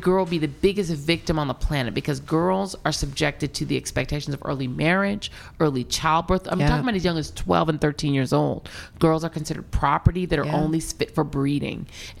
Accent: Denver, Colorado, United States; moved away as an adult; also born or lived in New York; growing up in Denver, Colorado, where you really drive everywhere.

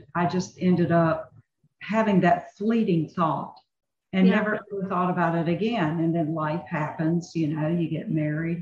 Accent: North Carolina, United States; I'm born and raised in North Carolina

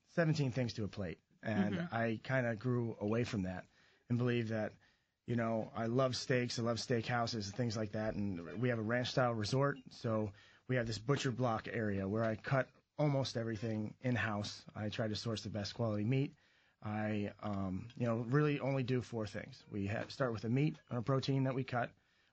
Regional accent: Kansas, United States; moved away as an adult; also born or lived in Chicago; I grew up in Kansas.

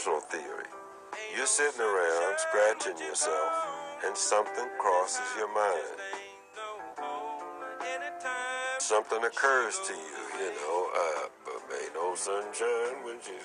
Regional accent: West Virginia, United States; I'm from West Virginia

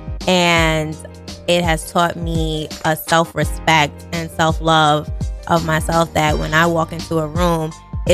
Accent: New York City, New York, United States; also born or lived in Baltimore; I grew up in the Bronx

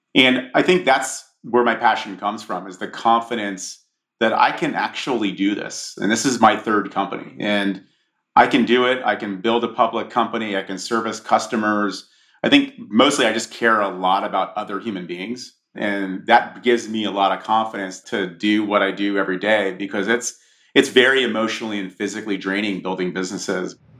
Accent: Monmouth County, New Jersey, United States; I grew up in a in Monmouth County, New Jersey, which is a the shore.

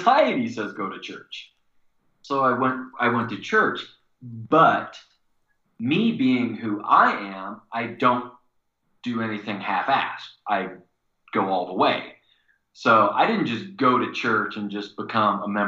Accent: Missouri, United States; moved away as an adult; also born or lived in Indiana; From the state that I grew up in Missouri

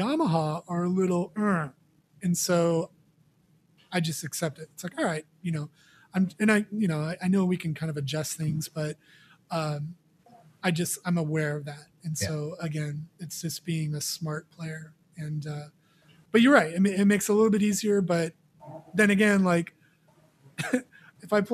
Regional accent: Mission Viejo, California, United States; I grew up in Mission Viejo, California

